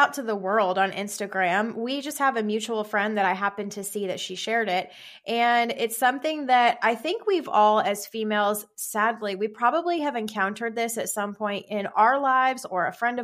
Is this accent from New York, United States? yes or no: no; Arizona, United States; moved away as an adult; now in Texas, United States; I am from Arizona